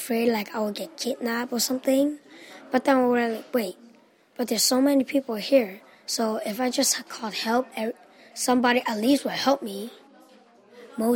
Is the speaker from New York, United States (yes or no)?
yes; New York City, New York, United States; born or raised there